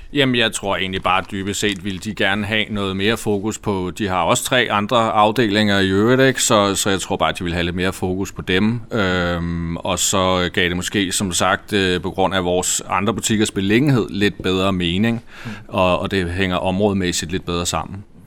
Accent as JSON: {"language": "Danish", "town": "Humlebæk", "region": "Capital Region of Denmark", "country": "Denmark", "tie": "born or raised there", "said": "er jeg jo født og opvokset i Humlebæk"}